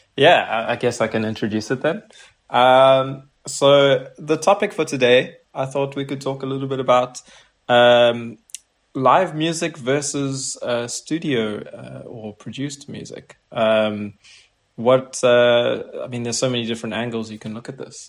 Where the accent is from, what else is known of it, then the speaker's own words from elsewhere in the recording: South Africa; moved away as an adult; now in Paris, France; I've just moved to Paris recently, and uh, I'm originally from South Africa.